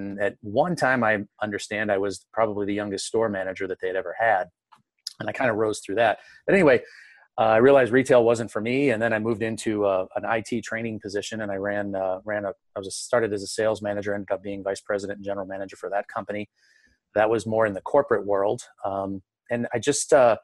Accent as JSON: {"language": "English", "town": "St. Louis", "region": "Missouri", "country": "United States", "tie": "born or raised there", "said": "I was born and raised here in St. Louis."}